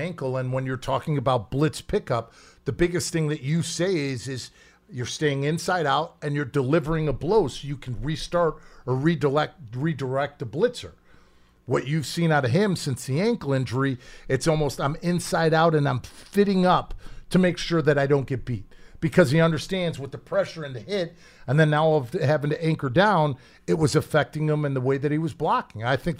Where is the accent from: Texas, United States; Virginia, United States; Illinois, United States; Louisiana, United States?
Illinois, United States; Chicago; The only thing that I know about my hometown of Chicago and Soldier Field, once you start getting into November, this field is a mess.